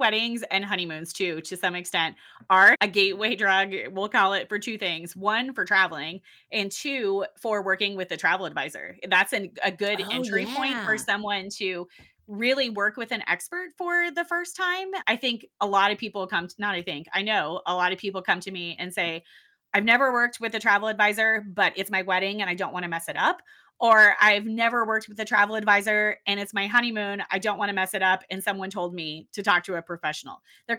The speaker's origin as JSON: {"language": "English", "region": "Midwest", "country": "United States", "tie": "born or raised there", "said": "No, I grew up. So I am from the Midwest originally, and I have a big family. If we traveled, it was close to home."}